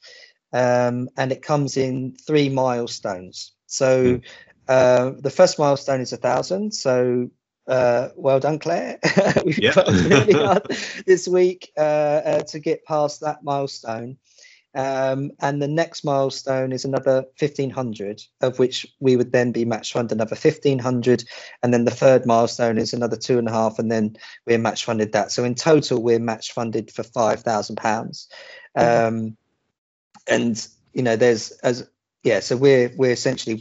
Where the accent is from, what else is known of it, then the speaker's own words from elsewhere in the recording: Portsmouth, South East England, United Kingdom; I grew up in Stampshaw.